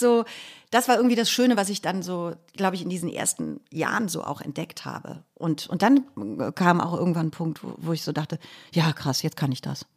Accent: Cologne, North Rhine-Westphalia, Germany; das war mein erster Versuch, aus Köln wegzukommen

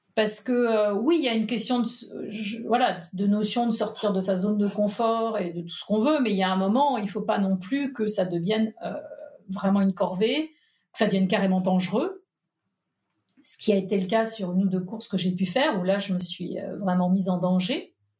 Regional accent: Nantes, Pays de la Loire, France; also born or lived in Paris; now in Allier, France; Je suis née à Nantes

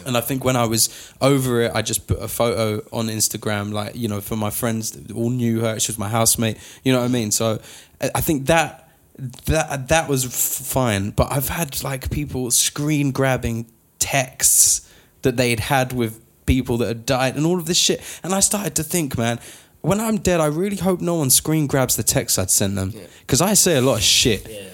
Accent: United Kingdom; now in United States; us being British, we can have an entire conversation filled with sorries

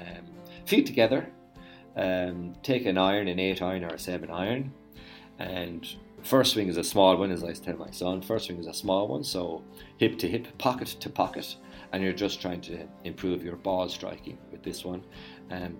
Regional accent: Ireland; what we are like as Irish people

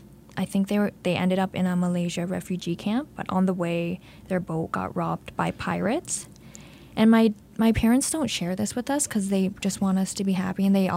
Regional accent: Belleville, Ontario, Canada; also born or lived in Thunder Bay / Kingston / Havelock; I ended up in Belleville when I was in grade 5. So I call Belleville my hometown.

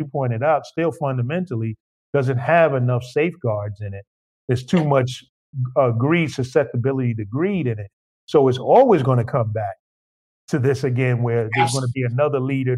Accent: New York, United States; as a New Yorker growing up, you know, in New York

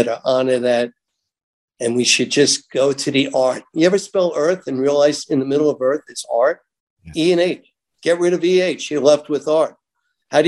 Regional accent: New York, United States; I'm growing up in New York, conservative New York

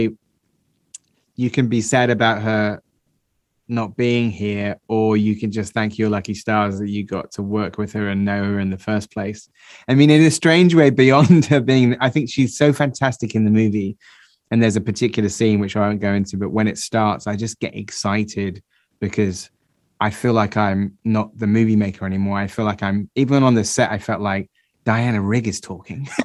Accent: Somerset, South West England, United Kingdom; I'm from Somerset

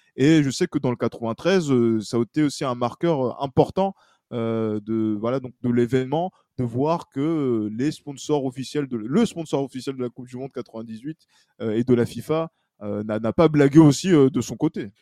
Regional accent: France; en tant que Français

